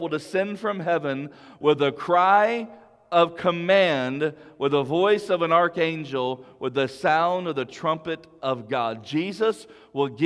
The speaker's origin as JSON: {"language": "English", "town": "Big Lake", "country": "United States", "tie": "born or raised there", "said": "my small church I grew up in Big Lake"}